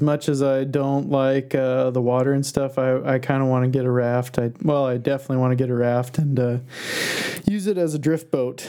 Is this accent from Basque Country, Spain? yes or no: yes; Basque Country, Spain; looking around at this weird landscape that's got to be totally different than you've ever seen before growing up in the Basque Country